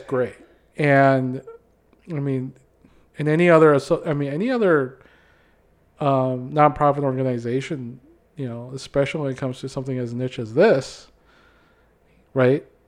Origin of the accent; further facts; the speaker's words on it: Philippines; now in Minnesota, United States; growing up in the Philippines